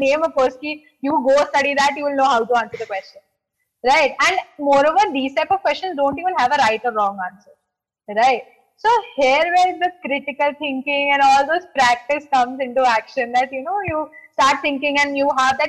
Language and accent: English; Delhi, India; I was in Delhi because I am from Delhi